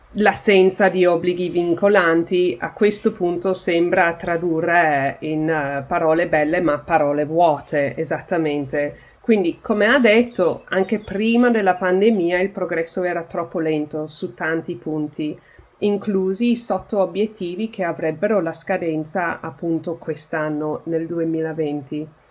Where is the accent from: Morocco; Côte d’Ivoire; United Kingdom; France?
United Kingdom; il mio paese, il Regno Unito